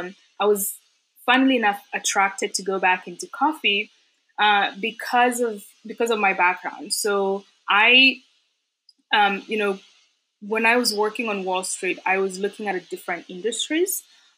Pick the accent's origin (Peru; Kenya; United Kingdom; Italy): Kenya; growing up in Kenya and around coffee, so coffee has always been known as a poverty crop.